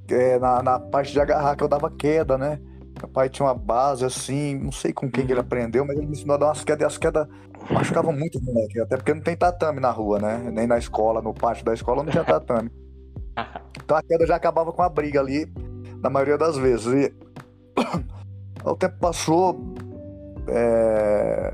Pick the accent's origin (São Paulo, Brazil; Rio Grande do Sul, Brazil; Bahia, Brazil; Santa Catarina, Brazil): São Paulo, Brazil; also born or lived in Northeast Brazil; eu nasci lá no Nordeste, mas eu cresci aqui em São Paulo, né? Tô aqui desde os 5 anos de idade e cresci aqui na, na periferia de São Paulo